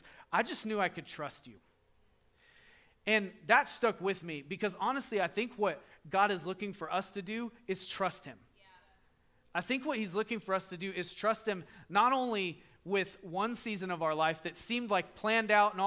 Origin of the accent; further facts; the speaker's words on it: the South, United States; we're from the South. We say yes, ma'am all the time